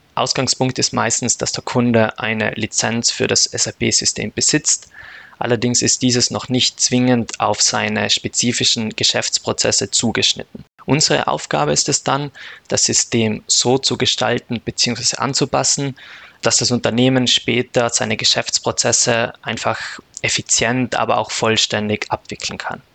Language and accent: German; South Tyrol, Trentino-Alto Adige, Italy; moved away as an adult; also born or lived in Austria; now in Munich, Germany; Ich komme aus Südtirol.